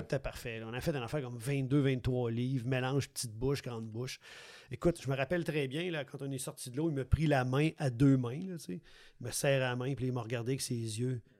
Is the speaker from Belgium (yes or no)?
no; Quebec City, Quebec, Canada; moved away; also born or lived in Montreal region; moi, je suis natif de Québec